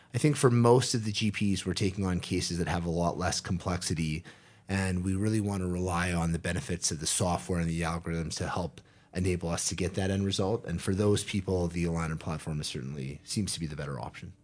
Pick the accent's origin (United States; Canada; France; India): Canada; being a Canadian